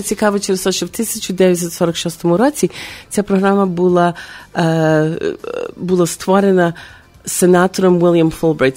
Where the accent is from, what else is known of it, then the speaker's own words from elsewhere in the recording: Chicago, Illinois, United States; now in Ukraine; в моєму рідному місті Чикаго